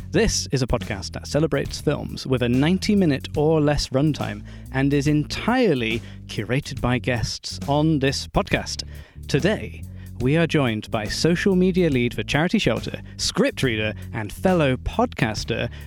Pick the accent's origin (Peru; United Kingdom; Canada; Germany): United Kingdom; Bristol, South West England; born or raised there